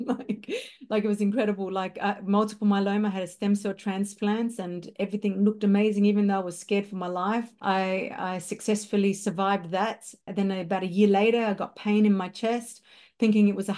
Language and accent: English; Darwin, Northern Territory, Australia; also born or lived in Melbourne, Victoria, Australia; I'm from Darwin, Northern Territory, Australia. I did live in Melbourne for over 25 years